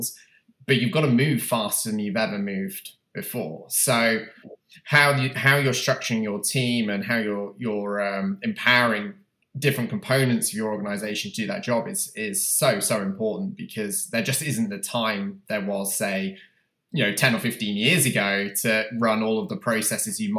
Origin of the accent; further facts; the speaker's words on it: United Kingdom; moved away as an adult; now in United States; I'm obviously from the UK, you can tell from my accent